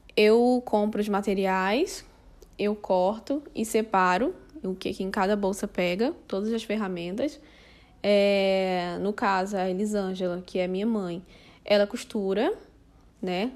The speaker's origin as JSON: {"language": "Portuguese", "region": "Rio de Janeiro", "country": "Brazil", "tie": "born or raised there", "moved": "as an adult", "lives_now": "Fortaleza, Brazil", "said": "nasci no Rio de Janeiro e faz cinco anos que eu moro aqui em Fortaleza, no Ceará"}